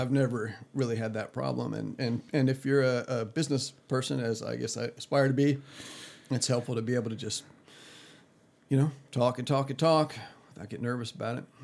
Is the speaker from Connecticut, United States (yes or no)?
no; Las Vegas, Nevada, United States; also born or lived in DeKalb, Illinois; I'd like to call myself a, a native person of Las Vegas, but the reality is I was born in DeKalb, Illinois. My folks moved to Vegas when I was three years old